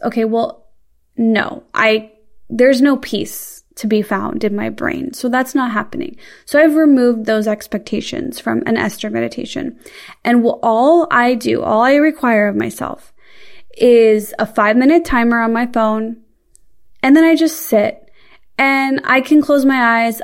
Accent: Midwest, United States; I'm from the Midwest

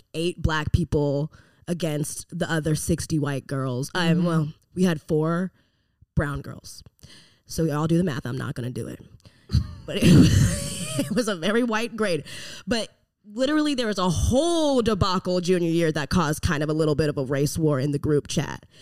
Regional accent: Memphis, Tennessee, United States; born or raised there; moved away

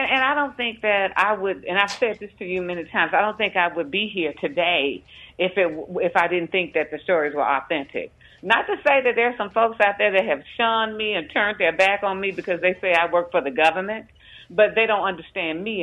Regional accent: Jackson, Mississippi, United States; we were like a a, a community that was a, a safe haven. Uh, African Americans lived in one part of West Jackson.

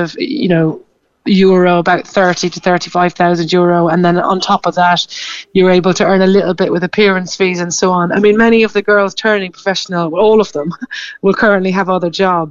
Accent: Carrigtwohill, Munster, Ireland; moved away as an adult; now in London, United Kingdom; I'm from Carrigtwohill, just outside Middleton.

